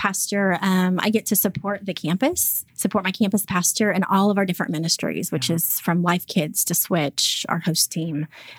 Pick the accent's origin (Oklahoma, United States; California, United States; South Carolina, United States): Oklahoma, United States; Yukon; now in Mustang, United States; I was born and raised actually in Yukon, Oklahoma